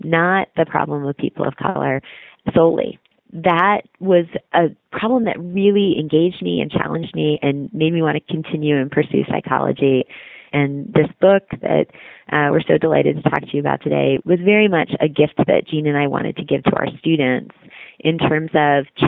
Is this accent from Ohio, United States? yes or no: no; Michigan, United States; I grew up in the Midwest, and my public school education was all in the state of Michigan